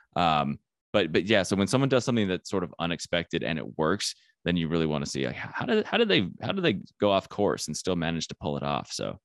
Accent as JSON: {"language": "English", "town": "Flagstaff", "region": "Arizona", "country": "United States", "said": "I am from Flagstaff, Arizona, which is a small town"}